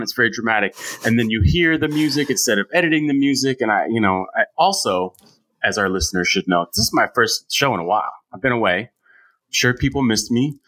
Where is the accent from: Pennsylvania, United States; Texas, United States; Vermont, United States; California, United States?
California, United States; San Francisco; moved away as an adult; now in New York City, United States; I'm from San Francisco. You know, I live in New York